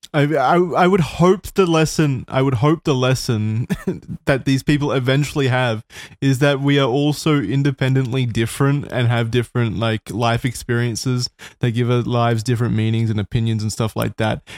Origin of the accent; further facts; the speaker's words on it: Australia; I'm Australian